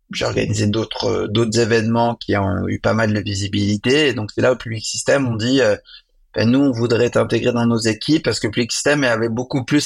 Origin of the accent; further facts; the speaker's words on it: Lyon, Auvergne-Rhône-Alpes, France; born there; parce que moi je suis né à Lyon, donc j'avais organisé deux événements pour